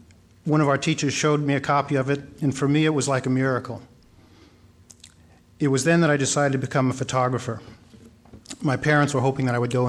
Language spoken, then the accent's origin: English; New York City, New York, United States; I was born in New York City in March 1947